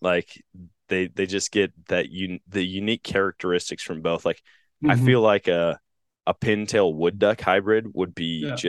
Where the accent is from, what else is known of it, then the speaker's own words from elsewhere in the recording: Wisconsin, United States; now in Missouri, United States; Like, growing up in Wisconsin, here in Missouri, it's illegal to shoot them in both places.